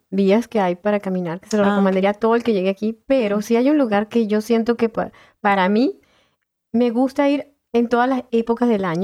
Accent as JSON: {"language": "Spanish", "town": "Caracas", "region": "Capital District", "country": "Venezuela", "moved": "as an adult", "lives_now": "Bloomington, United States", "said": "soy de Venezuela, Caracas, Venezuela."}